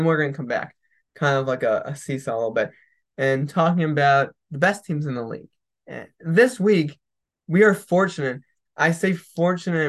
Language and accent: English; United States; as an American